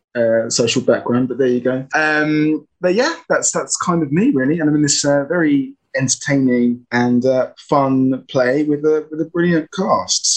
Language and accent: English; London, United Kingdom; I'm an actor from South London